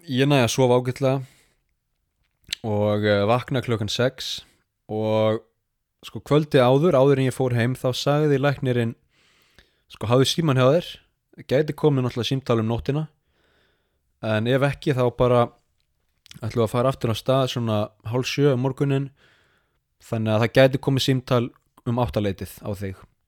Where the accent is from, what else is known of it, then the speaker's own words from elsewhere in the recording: Iceland; moved away as an adult; now in Sapporo, Japan; ég er nú frá Íslandi